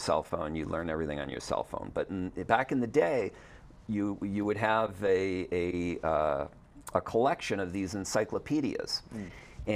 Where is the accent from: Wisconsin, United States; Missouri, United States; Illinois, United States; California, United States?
Wisconsin, United States; moved away; also born or lived in Nevada; I grew up in Wisconsin